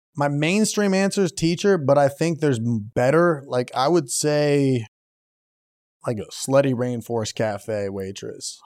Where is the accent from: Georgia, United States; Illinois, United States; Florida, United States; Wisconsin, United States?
Illinois, United States; Naperville; I'm not, Naperville